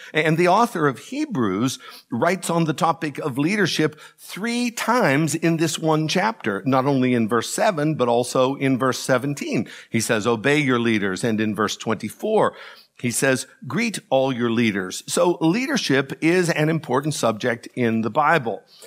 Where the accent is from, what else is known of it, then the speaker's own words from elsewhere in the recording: DuBois, Pennsylvania, United States; moved away; Growing up in Du Bois